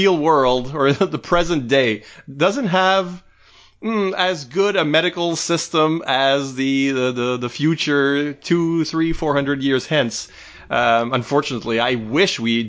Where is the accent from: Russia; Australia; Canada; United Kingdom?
Canada; also born or lived in United States; I am a Canadian